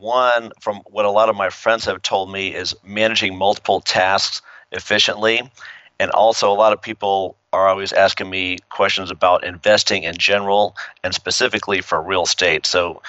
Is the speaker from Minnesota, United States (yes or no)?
no; Midland, Texas, United States; also born or lived in Brooklyn / San Antonio / Lubbock / El Paso; But we moved to Texas, I think I was 5 years old, and I grew up in Midland, Texas, small little town. Bounced around for different schools, San Antonio, Lubbock, El Paso.